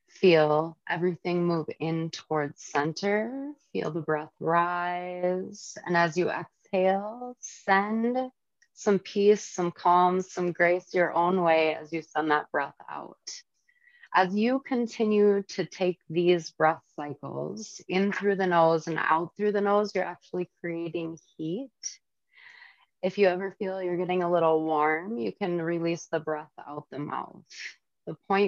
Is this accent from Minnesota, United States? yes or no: yes; St. Michael, Minnesota, United States; now in Little Falls, United States; I grew up in St. Michael